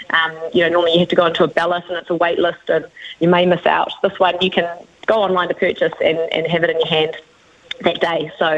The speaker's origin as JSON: {"language": "English", "country": "New Zealand", "said": "being a Kiwi"}